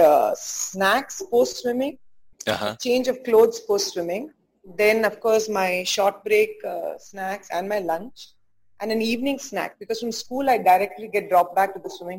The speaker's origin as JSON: {"language": "English", "town": "Bangalore", "region": "Karnataka", "country": "India", "tie": "born or raised there", "also_born_or_lived": "Belgaum / Bombay", "moved": "as an adult", "lives_now": "Mumbai, India", "said": "Grew up in 3-4 different cities before I settled in Bangalore when I was about 6.5-7 years of age. Completed my schooling in Sophia's"}